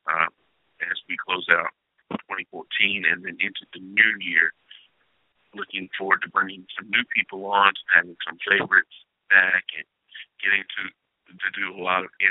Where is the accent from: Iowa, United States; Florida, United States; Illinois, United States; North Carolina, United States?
North Carolina, United States; Henderson; I was born January 16th, 1978. I was born in Henderson, North Carolina.